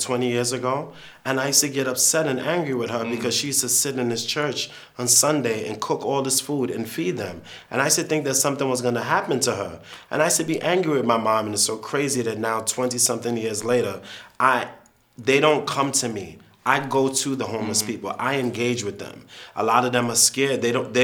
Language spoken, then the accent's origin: English; United States; I'm American